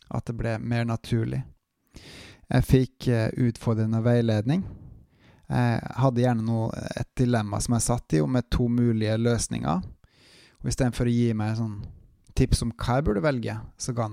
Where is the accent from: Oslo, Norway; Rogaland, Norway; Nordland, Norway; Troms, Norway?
Rogaland, Norway; Bryne; now in Bergen, Norway; jeg er en trønder fra Bryne. Jeg er bosatt og jobber i bergensområdet.